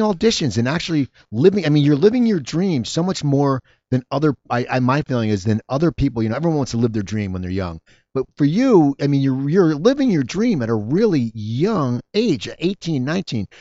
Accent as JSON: {"language": "English", "area": "near Philadelphia", "region": "Pennsylvania", "country": "United States", "tie": "born or raised there", "also_born_or_lived": "New Jersey", "moved": "as an adult", "lives_now": "Los Angeles, United States", "said": "I grew up near Philadelphia"}